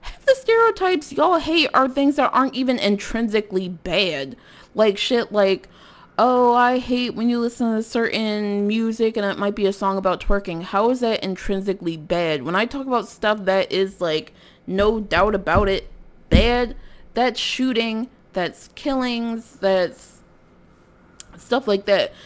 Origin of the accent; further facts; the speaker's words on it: Philadelphia, Pennsylvania, United States; I'm from North Philadelphia